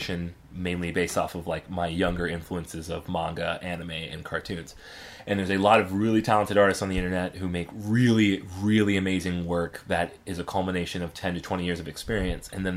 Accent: Atlanta, Georgia, United States; we were pretty well off growing up in the Atlanta suburbs

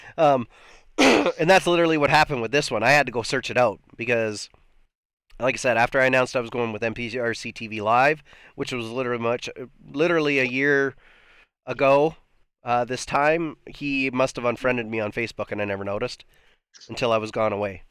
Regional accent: Canada; I'm Canadian

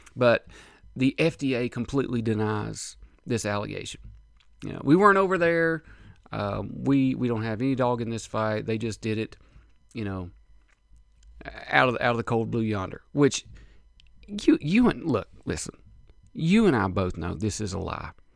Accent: United States; as an American citizen, American taxpaying citizen

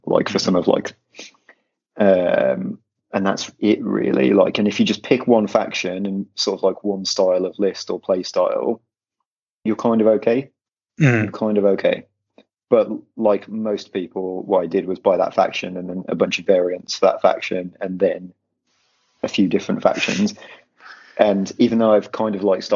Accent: Midlands, United Kingdom; now in London, United Kingdom; I'm from the Midlands. I'm now in London in exile

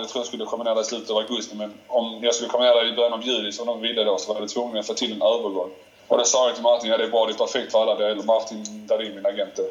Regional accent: Malmö, Skåne, Sweden; moved away as an adult; also born or lived in Turin; hela mitt liv kretsar kring Malmö. Eh, jag har alla min familj, alla mina vänner hemma i Malmö

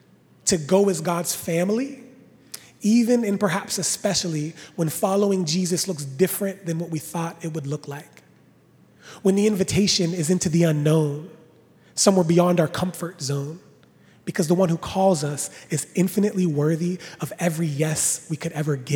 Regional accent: Washington, Pennsylvania, United States; I was born and raised in Washington, Pennsylvania

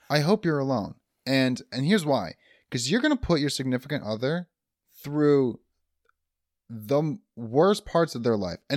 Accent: Michigan, United States; Well, actually, I live in a suburb about 30 minutes away from Detroit, but you've never heard of it. So I say Detroit to make it easie

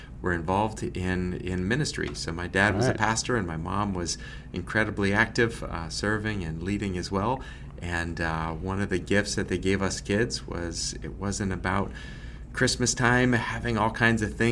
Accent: Massachusetts, United States; now in Lancaster, Pennsylvania, United States; I grew up in Massachusetts

